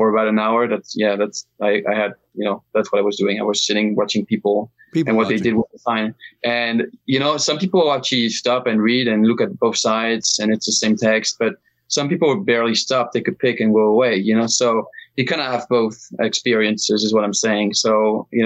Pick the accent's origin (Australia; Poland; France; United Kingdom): France; I'm from France